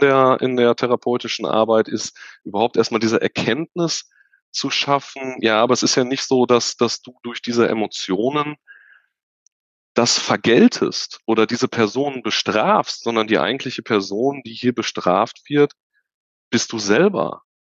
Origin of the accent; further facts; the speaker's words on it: Unna, North Rhine-Westphalia, Germany; Ich komme aus dem wunderschönen Unna in Nordrhein-Westfalen am Rande des Ruhrgebiets in der Nähe von Dortmund